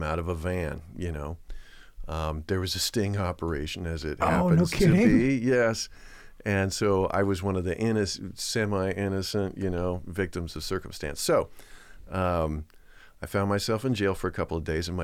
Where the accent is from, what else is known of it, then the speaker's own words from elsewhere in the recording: Claremont, California, United States; moved away as an adult; now in Oregon, United States; Southern California. So, grew up in Claremont in LA County.